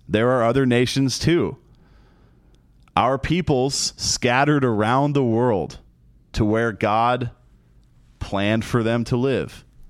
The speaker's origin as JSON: {"language": "English", "country": "United States", "said": "We are American the performers in Celtic Throne are American"}